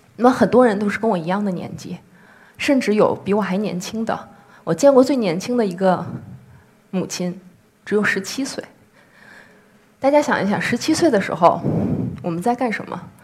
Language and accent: Chinese; Beijing, China; 我是来自北京的一名妇产科医生